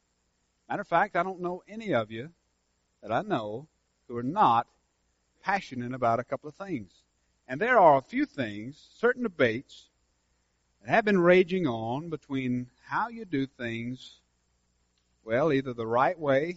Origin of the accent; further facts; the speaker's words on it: Senoia, Georgia, United States; my hometown